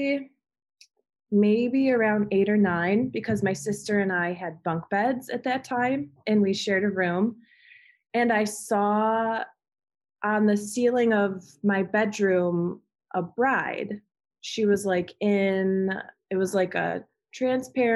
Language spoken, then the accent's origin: English; Amherst, New York, United States; moved away; also born or lived in Alabama; I grew up in Amherst, New York